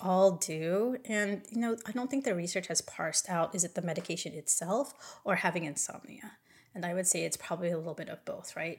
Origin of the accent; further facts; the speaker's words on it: California, United States; moved away as an adult; now in Hawaii, United States; I moved from California, where I'm originally born and raised, to Hawaii about seven years ago